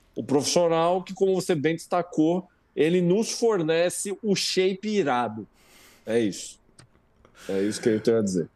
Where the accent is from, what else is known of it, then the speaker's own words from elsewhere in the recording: Brazil; a gente é brasileiro